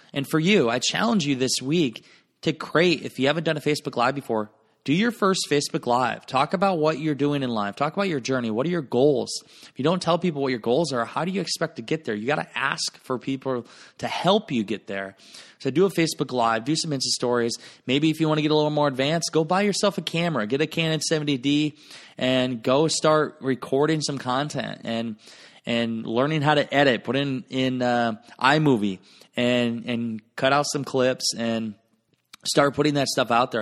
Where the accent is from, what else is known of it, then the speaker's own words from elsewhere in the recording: Garnavillo, Iowa, United States; moved away; my hometown of Garnerville, Iowa.